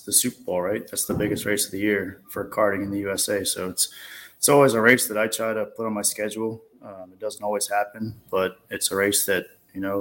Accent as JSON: {"language": "English", "country": "Bermuda", "said": "I come from Bermuda, 20 square mile island"}